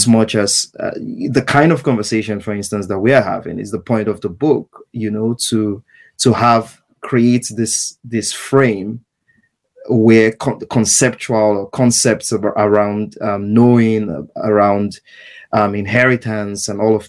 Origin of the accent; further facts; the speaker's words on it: Nigeria; now in New York, United States; I went to university in Nigeria. I trained as a lawyer and then went to law school.